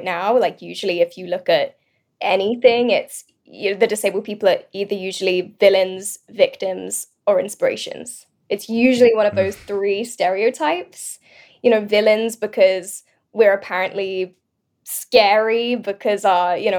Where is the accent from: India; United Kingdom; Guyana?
United Kingdom; moved away as an adult; also born or lived in London; now in Los Angeles, United States; I'm British originally, now